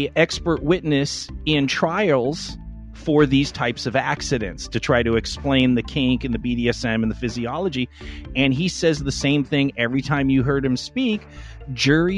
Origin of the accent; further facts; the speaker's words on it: Los Angeles, California, United States; I grew up in Los Angeles in the smog in the 70s.